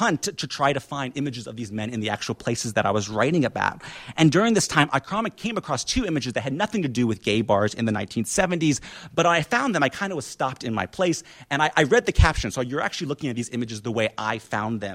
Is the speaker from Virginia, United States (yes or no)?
no; Indiana, United States; my hometown of Indiana, in Indiana